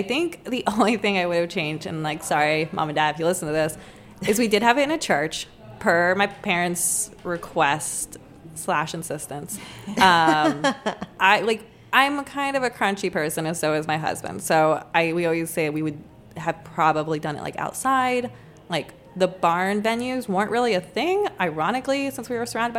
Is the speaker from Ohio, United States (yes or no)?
yes; Lima, Ohio, United States; moved away as an adult; now in Washington, D.C. area, United States; we're both from Lima, Ohio